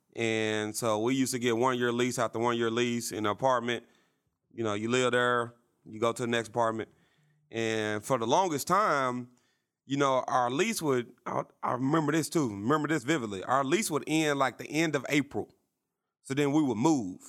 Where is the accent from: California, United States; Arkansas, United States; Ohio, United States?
Arkansas, United States; Little Rock; growing up in Little Rock